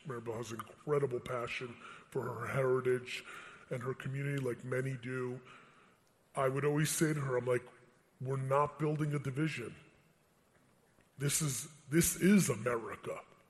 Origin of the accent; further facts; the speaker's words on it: Russia; born there; English is a second language; I was born in Russia. If I could have been born in a Spanish-speaking country, I'd be fucking dominating.